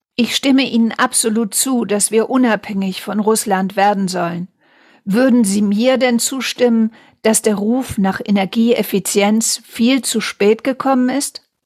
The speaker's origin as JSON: {"language": "German", "town": "Wangerooge", "region": "Lower Saxony", "country": "Germany", "tie": "born or raised there", "said": "Ich selbst bin auf Wangerooge groß geworden"}